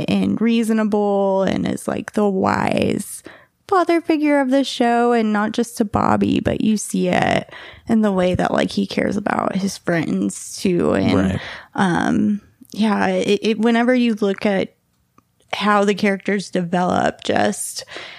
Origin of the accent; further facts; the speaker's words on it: Texas, United States; we're from Texas